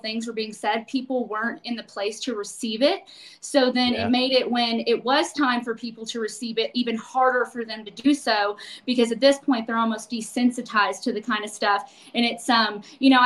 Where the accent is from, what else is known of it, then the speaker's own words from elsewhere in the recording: Nashville, Tennessee, United States; moved away; I actually was born where Scott now currently lives, Nashville, Tennessee.